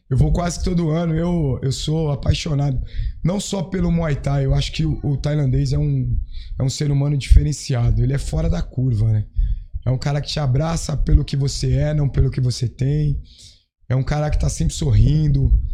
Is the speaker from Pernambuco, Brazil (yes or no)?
no; Santos, São Paulo, Brazil; eu sou da Baixada. Eu nasci em Santos, moro